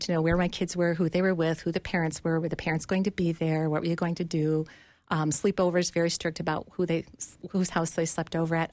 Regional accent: Duluth, Minnesota, United States; now in Bloomington, United States; I grew up in Duluth, and when I was entering high school, my family moved down to Minneapolis

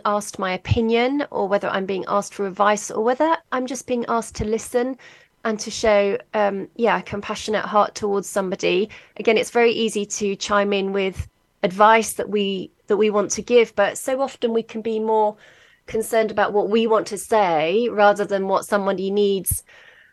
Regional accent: London, United Kingdom; now in Worcester, United Kingdom; I was brought up in London, actually. But yeah, I've lived in Worcester, which is right in the middle of England.

